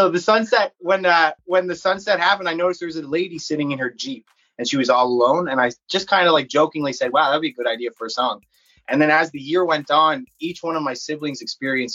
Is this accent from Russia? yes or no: no; Newfoundland and Labrador, Canada; I'm from Newfoundland, Canada